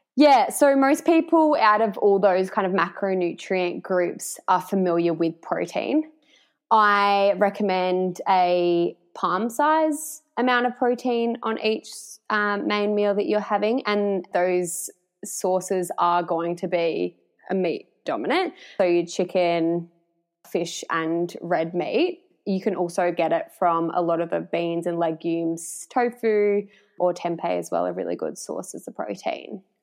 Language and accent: English; Warrnambool, Victoria, Australia; moved away as an adult; also born or lived in Melbourne; I am originally from Warrnambool, grew up in Warrnambool, and then have spent like my working and studying life in Melbourne